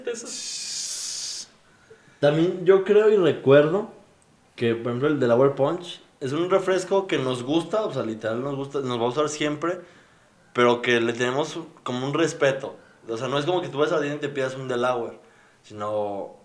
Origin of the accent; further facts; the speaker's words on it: Mexico City, Mexico; Yo soy del DF